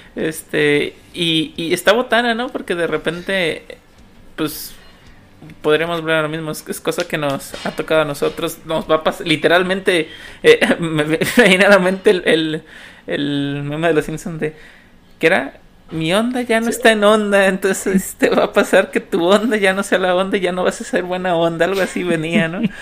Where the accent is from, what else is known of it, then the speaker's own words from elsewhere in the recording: Mexico; uno como mexicano